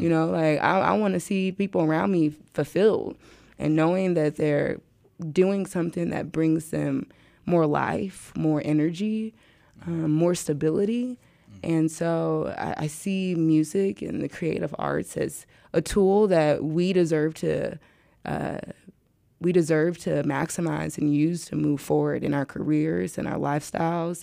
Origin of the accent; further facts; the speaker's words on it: St. Louis, Missouri, United States; I'm from St. Louis